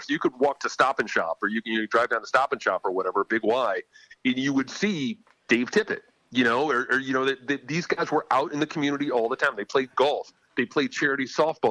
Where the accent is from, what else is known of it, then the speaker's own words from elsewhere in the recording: Farmington, Connecticut, United States; also born or lived in Suffield, Connecticut; I grew up in Farmington in Suffield.